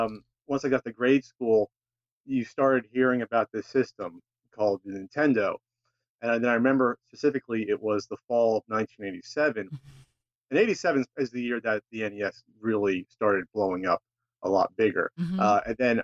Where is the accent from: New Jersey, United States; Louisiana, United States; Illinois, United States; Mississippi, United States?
New Jersey, United States; moved away as an adult; now in San Diego, United States; I'm originally from New Jersey and I moved out to San Diego in 2009.